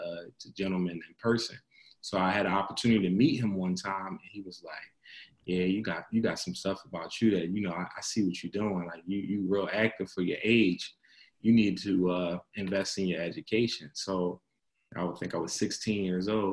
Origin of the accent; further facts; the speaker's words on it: Philadelphia, Pennsylvania, United States; So I'm from Philadelphia originally. I grew up in between pretty much a combination of uptown West Oak Lane area and down West Philly